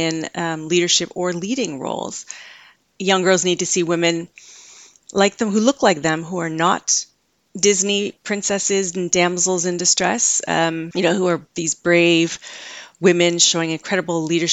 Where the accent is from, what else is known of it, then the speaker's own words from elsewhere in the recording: Canada; I grew up in Canada